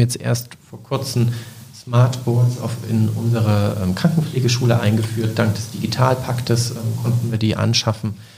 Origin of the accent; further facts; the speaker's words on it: Leipzig, Saxony, Germany; moved away as an adult; now in Bremerhaven, Germany; ich komme aus Leipzig, bin also zugezogen 2016